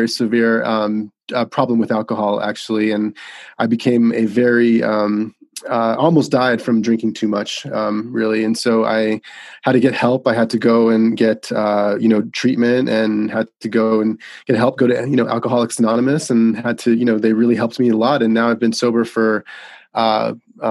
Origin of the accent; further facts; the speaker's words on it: Las Vegas, Nevada, United States; moved away as an adult; also born or lived in Arizona; I was born and raised in Las Vegas, Nevada